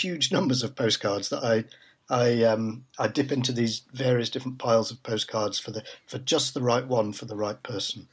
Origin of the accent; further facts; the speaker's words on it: Manchester, North West England, United Kingdom; moved away as an adult; also born or lived in London; born and brought up in Manchester